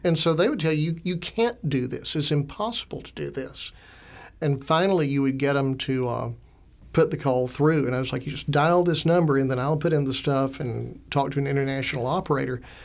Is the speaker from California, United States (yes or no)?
no; Augusta, Georgia, United States; also born or lived in Alabama / Slovakia; I grew up in Augusta, Georgia, went to Augusta University